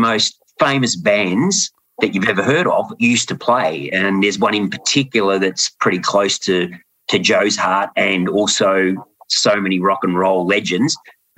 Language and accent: English; Australia; as an Australian